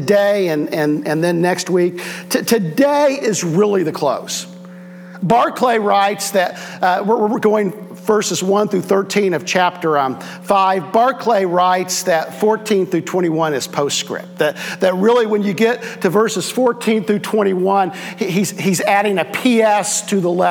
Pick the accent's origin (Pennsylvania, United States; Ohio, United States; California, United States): Ohio, United States; Southwest; I'm in from Southwest Ohio